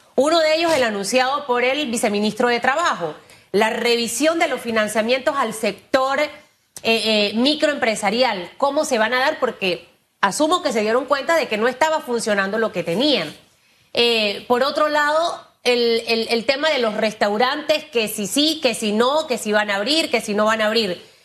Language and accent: Spanish; Panama; los panameños sí podemos hacer las cosas bien